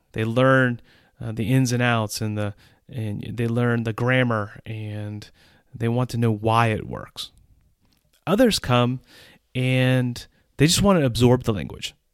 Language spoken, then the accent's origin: English; United States; accent: English accent; moved away as an adult; now in Czech Republic; As an American citizen who has lived in Central Europe for almost twenty years